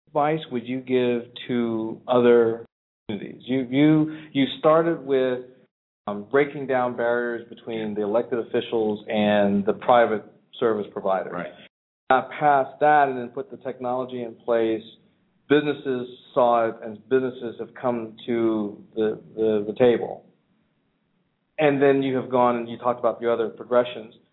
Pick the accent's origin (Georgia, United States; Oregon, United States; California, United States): California, United States; I'm from California